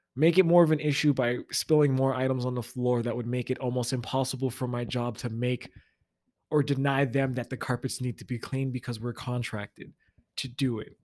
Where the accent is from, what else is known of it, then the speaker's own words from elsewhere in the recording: Florida, United States; also born or lived in the South; now in Midwest, United States; I'm from Florida